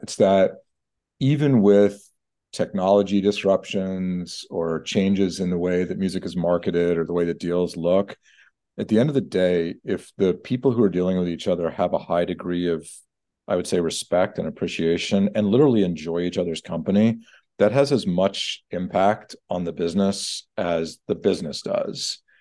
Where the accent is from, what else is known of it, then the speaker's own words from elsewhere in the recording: Atlanta, Georgia, United States; as a junior lawyer working in my hometown, Atlanta.